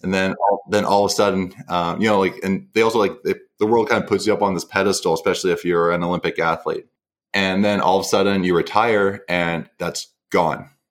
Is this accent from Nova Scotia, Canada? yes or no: no; Mission, British Columbia, Canada; also born or lived in Vancouver; now in New Westminster, Canada; originally from a small town called Mission in British Columbia. And I, I grew up there all the way through high school